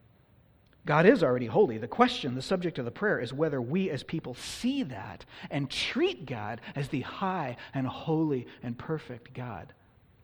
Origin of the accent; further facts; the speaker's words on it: California, United States; the church I grew up in California